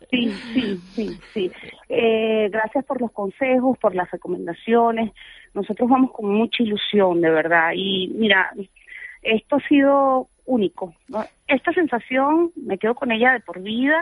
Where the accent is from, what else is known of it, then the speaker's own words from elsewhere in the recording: Margarita Island, Nueva Esparta, Venezuela; moved away; yo vengo de Margarita, pasé la mitad de mi vida en Margarita